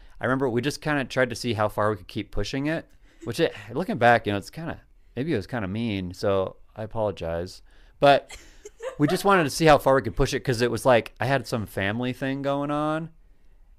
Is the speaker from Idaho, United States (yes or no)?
yes; Idaho Falls, Idaho, United States; moved away; I grew up there in one of the large metropolises of Idaho, known as Idaho Falls